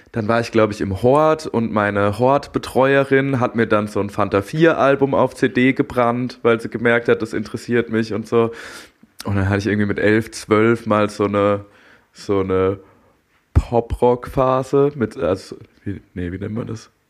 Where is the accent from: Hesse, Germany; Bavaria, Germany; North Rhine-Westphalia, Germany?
Hesse, Germany; Darmstadt; moved away as an adult; also born or lived in Berlin / Frankfurt; ich bin in Darmstadt aufgewachsen